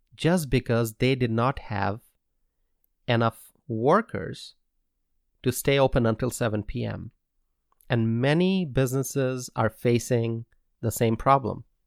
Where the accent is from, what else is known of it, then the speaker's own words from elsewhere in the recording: United States; As an American